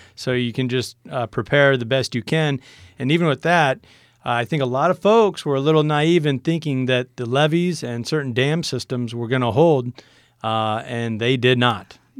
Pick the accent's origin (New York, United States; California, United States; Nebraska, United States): Nebraska, United States; Niobrara Valley; my hometown was just getting smashed. It's right between two riverbeds there in the Niobrara Valley